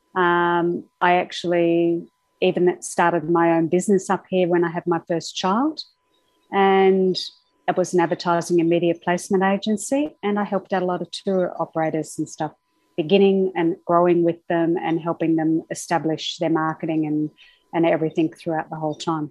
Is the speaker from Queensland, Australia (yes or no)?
yes; Brisbane, Queensland, Australia; also born or lived in United Kingdom; I was born in Australia and I did all my schooling in Brisbane